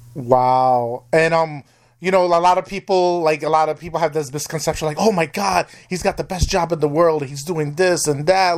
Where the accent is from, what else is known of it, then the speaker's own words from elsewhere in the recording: New York, United States; now in Wisconsin, United States; I'm originally from New York, and I'm in Wisconsin